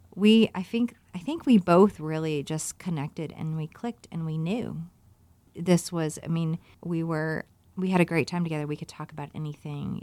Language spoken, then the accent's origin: English; Virginia, United States; growing up in Virginia